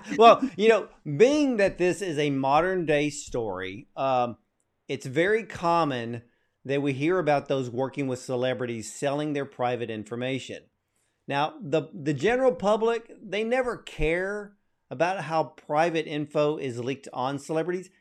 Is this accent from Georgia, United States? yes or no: yes; Atlanta, Georgia, United States; I was born in Atlanta